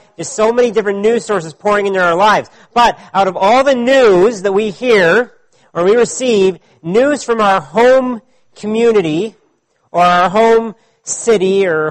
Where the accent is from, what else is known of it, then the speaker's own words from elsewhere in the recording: California, United States; now in Ottawa, Canada; I grew up when I was a child in California, and I still have many friends and family that live there.